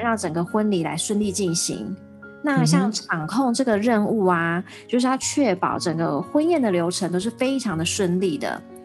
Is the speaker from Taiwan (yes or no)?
yes; Taiwan; 我们台湾人